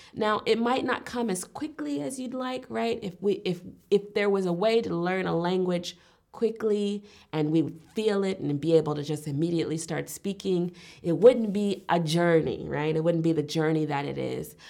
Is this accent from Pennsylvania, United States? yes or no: no; Richmond, Virginia, United States; moved away as an adult; also born or lived in Alabama; now in Berlin, Germany; I was born and raised in the United States, um, particularly Richmond, Virginia, which is on the East Coast